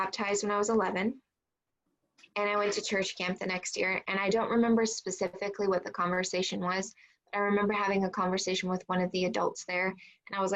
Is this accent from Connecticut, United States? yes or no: no; San Diego, California, United States; also born or lived in Riverside, California; I grew up in San Diego for part of the time, and then SoCal, like Riverside area. I am a California girl.